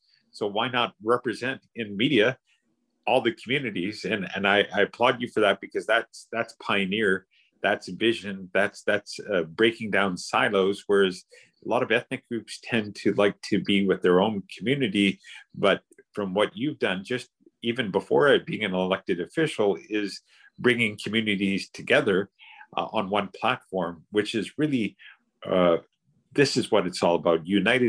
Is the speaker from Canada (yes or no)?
yes; Canada; We may look not like your blonde hair, blue eyed perception of what people think a Canadian is, but we are Canadian. We love the country, and to appreciate our accent, our color, our language, to appreciate it and also be Canadian.